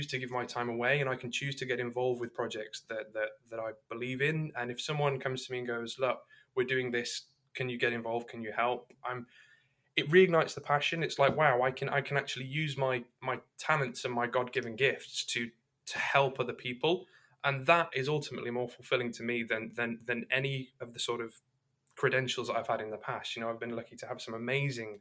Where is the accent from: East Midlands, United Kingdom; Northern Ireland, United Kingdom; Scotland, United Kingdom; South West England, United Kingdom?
East Midlands, United Kingdom; Derbyshire; moved away; also born or lived in London; I was born in the Midlands. I was born in a little mining town in Derbyshire.